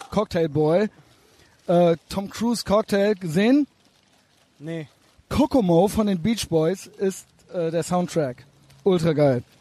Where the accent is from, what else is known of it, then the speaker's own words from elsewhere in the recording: Albania; now in Germany; Ich komme aus Albanien.